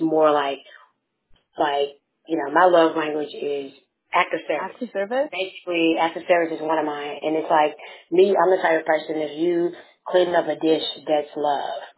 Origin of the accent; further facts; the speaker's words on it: Memphis, Tennessee, United States; I have a twin sister. Um, and I'm from Memphis, Tennessee.